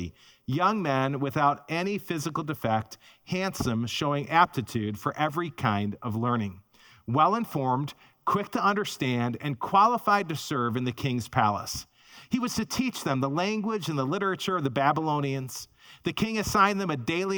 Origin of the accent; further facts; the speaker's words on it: Chicago, Illinois, United States; now in Minnesota, United States; I grew up in the Chicago area.